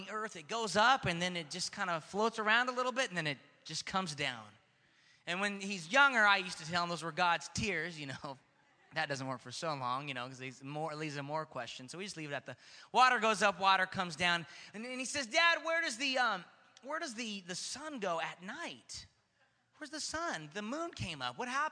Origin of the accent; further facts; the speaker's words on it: Stockton, California, United States; Growing up in Stockton was a very unique experience.